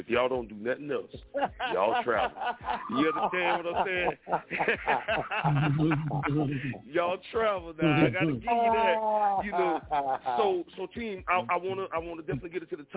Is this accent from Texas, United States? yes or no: no; Florida, United States; I'm born and raised in Florida.